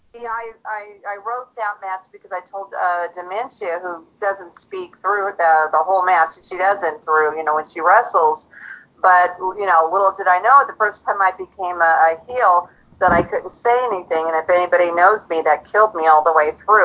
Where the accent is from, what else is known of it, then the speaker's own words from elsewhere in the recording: Auburn, Washington, United States; I'm from Auburn, Washington